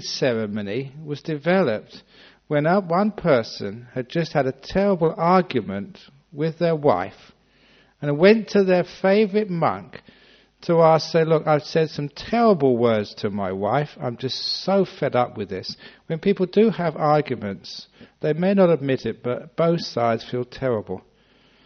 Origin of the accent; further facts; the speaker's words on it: London, United Kingdom; now in Australia; I was born in London